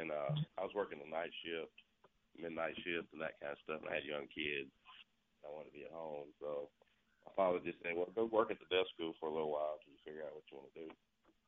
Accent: Jackson, Mississippi, United States; also born or lived in Vicksburg; I grew up in South Jack.

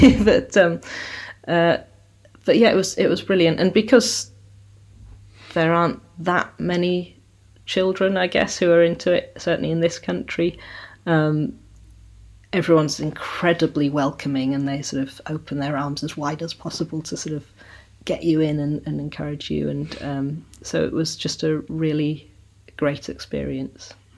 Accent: South Devon, South West England, United Kingdom; also born or lived in Sheffield; now in Somerset, United Kingdom; I was born in Sheffield, which is in South Yorkshire, and uh, grew up in South Devon. So, but living in Somerset now.

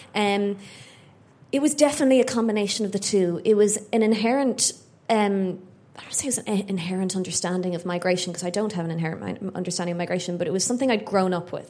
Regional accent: Ireland; growing up in Ireland in the late 80s and 90s

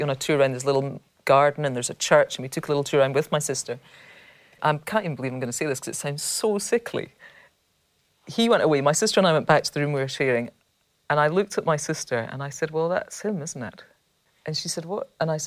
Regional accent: Scotland, United Kingdom; being Scottish

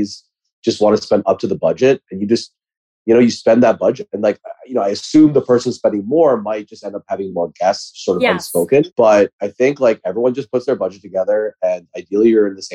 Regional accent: United States; Thanksgiving as an American here is very important to me and my family.

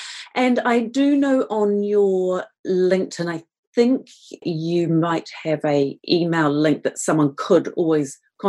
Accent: Canada; And actually, one thing I should say, being a Canadian, is when … passed away, the first person I thought of was you

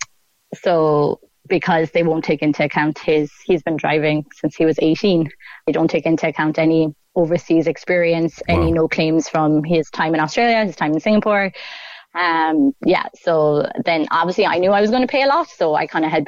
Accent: Ireland; moved away as an adult; I'm Irish

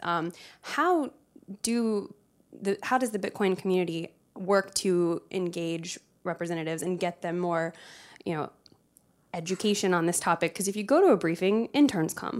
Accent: South Carolina, United States; moved away; originally from the great state of South Carolina

